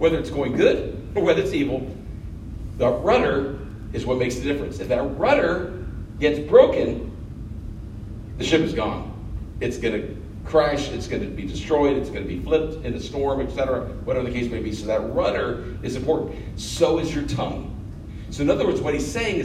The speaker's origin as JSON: {"language": "English", "country": "United States", "said": "Being an American"}